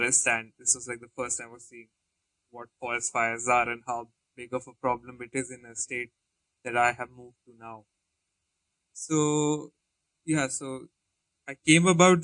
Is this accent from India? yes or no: yes; Jaipur, Rajasthan, India; moved away; also born or lived in Himachal Pradesh; I was born and brought up in a town called Jaipur, so which is like a desert town, and it's in a desert state